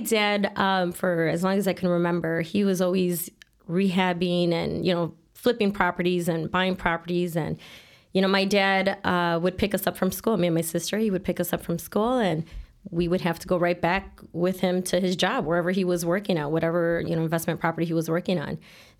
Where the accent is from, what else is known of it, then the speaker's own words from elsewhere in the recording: Chicago, Illinois, United States; Born and raised in Chicago, Logan Square neighborhood.